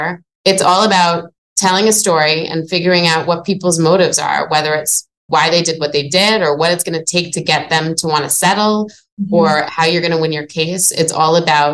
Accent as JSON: {"language": "English", "area": "Long Island", "region": "New York", "country": "United States", "tie": "born or raised there", "also_born_or_lived": "New Orleans, Louisiana", "moved": "as an adult", "lives_now": "Boston, United States", "said": "I grew up in New York in a little tiny place called Long Island."}